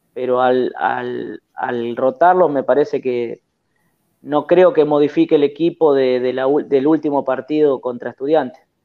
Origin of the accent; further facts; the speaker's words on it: El Trébol, Santa Fe, Argentina; de acá del Trébol, de mi, de mi pueblo, de mi ciudad